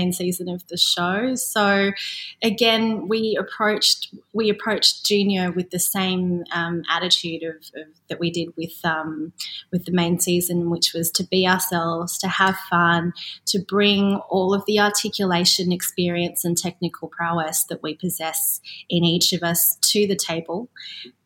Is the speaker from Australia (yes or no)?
yes; Australia; growing up in Australia, as I did in the 80s and the 90s